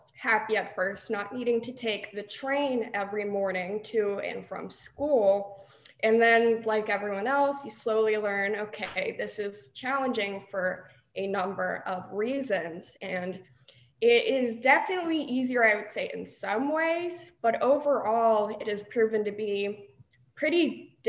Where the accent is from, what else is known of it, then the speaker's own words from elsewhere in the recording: San Diego, California, United States; I am from sunny San Diego, California.